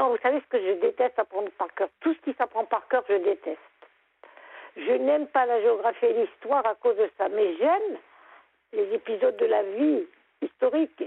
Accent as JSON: {"language": "French", "area": "Lorraine", "region": "Grand Est", "country": "France", "also_born_or_lived": "near Nancy", "moved": "yes", "lives_now": "Lorient, France", "said": "moi, je suis Lorraine. J'habitais à côté de Nancy. Mais j'ai émigré pour avoir la mer."}